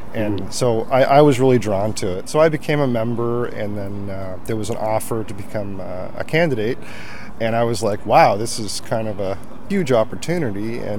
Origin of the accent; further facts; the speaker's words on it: Canada; I was born and raised in Canada